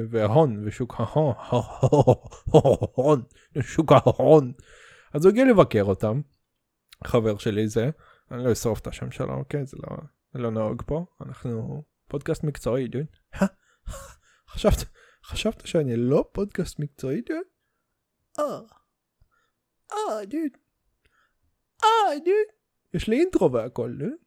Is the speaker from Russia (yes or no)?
yes; Russia; אתה יודע, אני רוסי, אז אנחנו חוגגים חג מולד